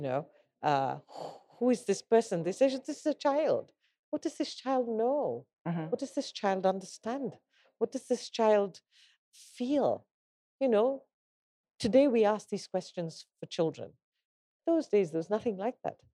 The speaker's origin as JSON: {"language": "English", "country": "Kenya", "said": "I'm a Kenyan"}